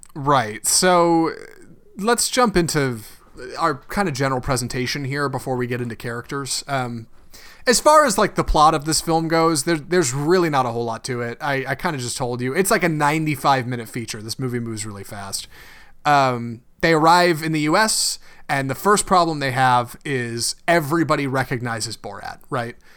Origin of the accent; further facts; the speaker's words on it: United States; we're American